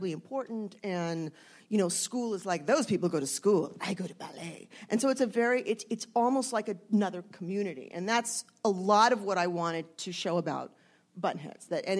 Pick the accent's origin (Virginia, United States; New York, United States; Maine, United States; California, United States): California, United States; San Fernando Valley; I grew up in the San Fernando Valley